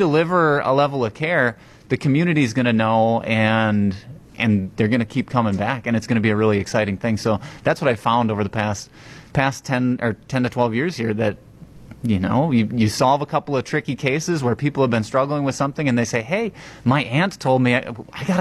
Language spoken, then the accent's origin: English; Random Lake, Wisconsin, United States; also born or lived in Madison, Wisconsin / Chicago, Illinois; now in Waupun, United States; I grew up over in Random Lake in Sheboygan County